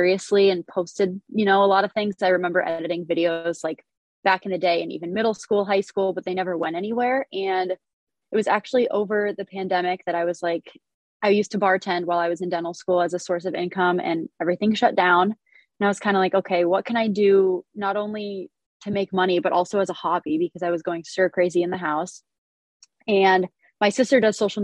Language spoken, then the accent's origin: English; Erie, Pennsylvania, United States; moved away as an adult; now in Buffalo, United States; I'm originally from Erie, PA. I've been in Buffalo for the past 8 years